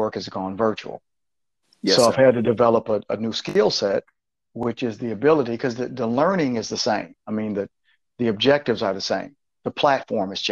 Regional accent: Flint, Michigan, United States; also born or lived in Detroit area, Michigan; Flint's my hometown

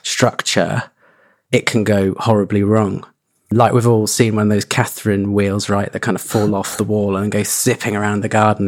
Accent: Suffolk, East Anglia, East of England, United Kingdom; moved away; also born or lived in London; I grew up in East Anglia in Suffolk

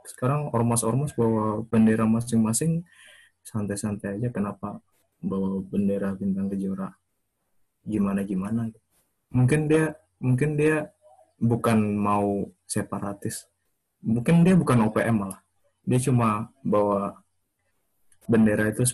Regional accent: Papua, Indonesia; moved away as an adult; kita semua merantau dari Papua keluar kan emang tujuannya pengen jadi yang lebih baik lagi kan terus balik ke sana buat bangun daerah yang lebih baik kan

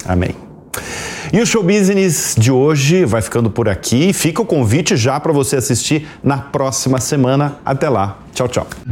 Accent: Santa Catarina, Brazil; Eu sou catarinense

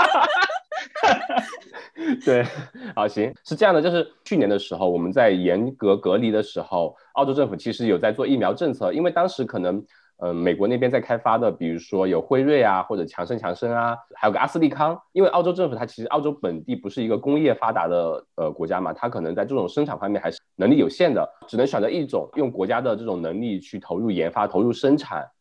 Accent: China; now in Melbourne, Australia; 我们国内

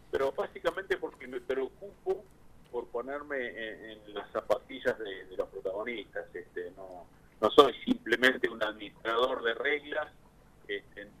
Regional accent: Punta Alta, Buenos Aires Province, Argentina; born there; now in La Plata, Argentina; Sí, sí, sí, nací en Punta

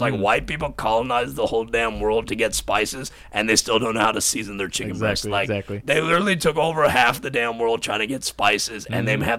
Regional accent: Pakistan; Like, we're all Pakistani, so there's no Indians.

